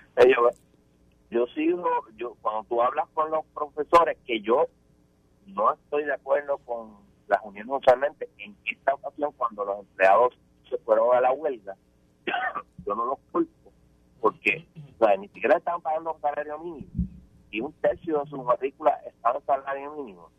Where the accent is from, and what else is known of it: Puerto Rico